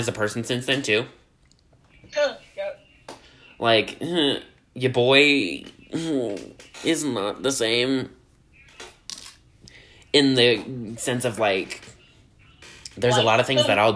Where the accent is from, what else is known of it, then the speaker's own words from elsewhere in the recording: Louisiana, United States; I'm from down in the bayou from Louisiana